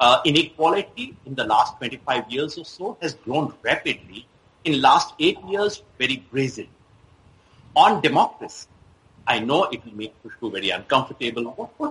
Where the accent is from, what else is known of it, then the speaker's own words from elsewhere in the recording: India; So as an Indian who's proud of its civilization, its culture, on which our nation is built